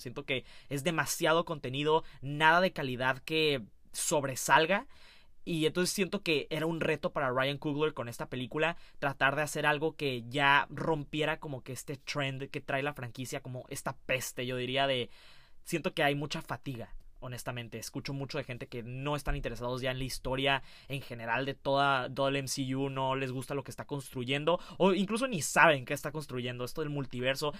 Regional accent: Mexico; siendo mexicano

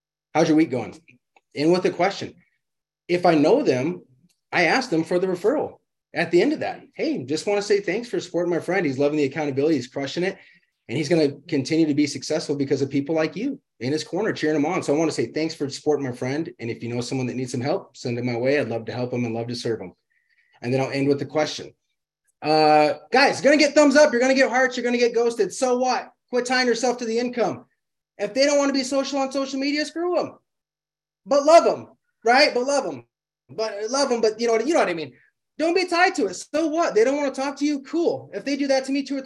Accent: Illinois, United States; now in Arizona, United States; I'm from Illinois, ton of snow there. And that's why I live in Arizona now

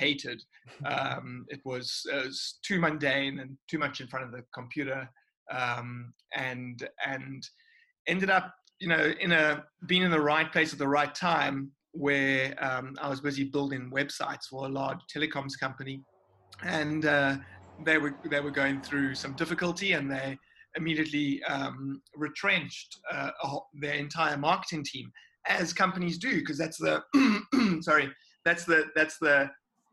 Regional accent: Cape Town, Western Cape, South Africa; I've always been here in Cape Town

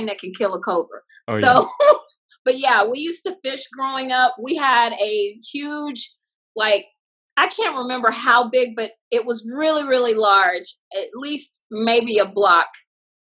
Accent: the South, United States; moved away as an adult; also born or lived in New York / Hollywood; I'm glad that I grew up in a small country town. I think it gave me my manners today. Like if somebody holds the elevator for me, I'm going to, ooh, thank you. Or if someone lets me over in traffic, I'm going to throw my hand up and say thanks. And I think that all comes from growing up in the South

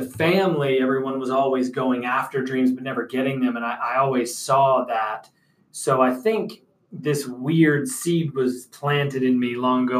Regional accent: Rochester area, Western New York near Buffalo, United States; moved away as an adult; also born or lived in Elizabeth, New Jersey / Bronx, New York; now in Atlanta, United States; And then was raised in the Bronx for a little bit and then moved to Western New York near Buffalo, Rochester area.

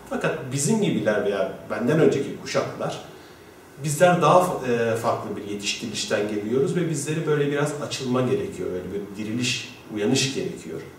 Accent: Mersin, Turkey; moved away as an adult; 18 Kasım 1976'da Mersin'de doğdum. Ee, Mersin Toros Lisesi'ni bitirdikten sonra Ankara Üniversitesi İletişim Fakültesi'ne 1994 yılında e, girdim.

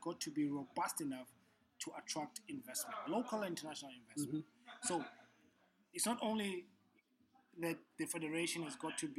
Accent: South Africa; I'm from South Africa.

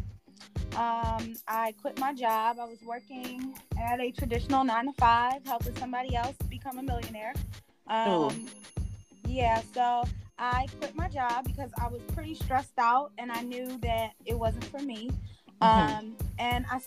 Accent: Philadelphia, Pennsylvania, United States; I'm originally from Philadelphia.

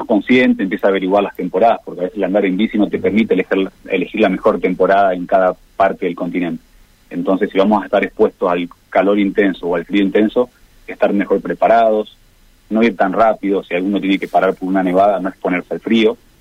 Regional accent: Argentina

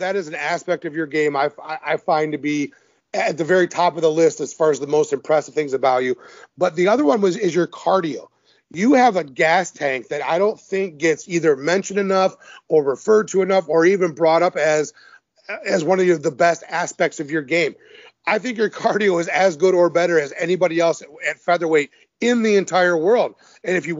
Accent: Detroit, Michigan, United States; I'm from Detroit.

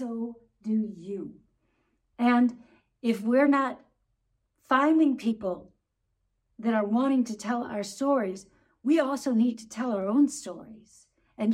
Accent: United States; moved away as an adult; now in Germany

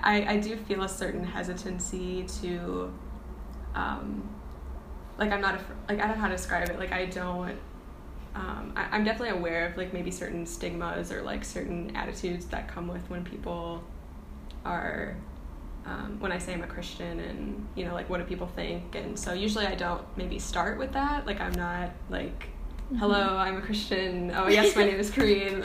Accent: Milwaukee, Wisconsin, United States; I'm from Milwaukee, Wisconsin

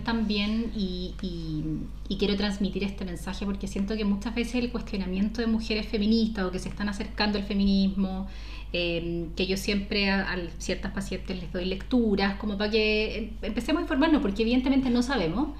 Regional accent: Chile; ese conservadurismo que nos, que nos caracteriza mucho como sociedad chilena

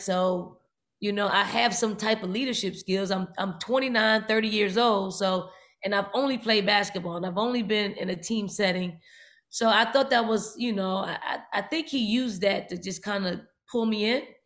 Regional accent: Philadelphia, Pennsylvania, United States; I grew up in North Philly and the projects in North Philly

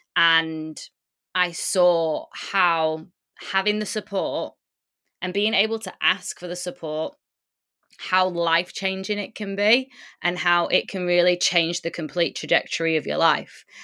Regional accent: United Kingdom; also born or lived in Lisbon; My mum and my dad born in Poland, but I was born in the U K, which is where I currently am

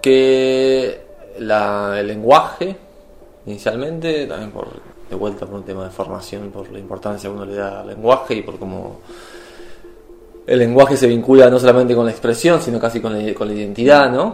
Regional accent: Argentina; moved away as an adult; now in Edinburgh, United Kingdom

